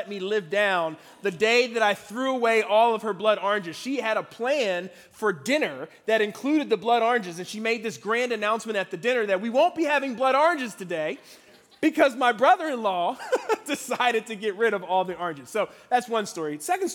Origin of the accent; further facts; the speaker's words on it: Philadelphia, Pennsylvania, United States; now in Washington, DC, United States; I grew up in Philadelphia, Pennsylvania. That's where I'm from